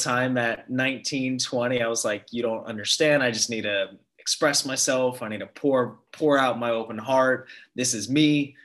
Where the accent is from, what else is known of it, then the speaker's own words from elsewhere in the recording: San Diego, California, United States; also born or lived in Los Angeles; born and raised in San Diego and moved up to LA for college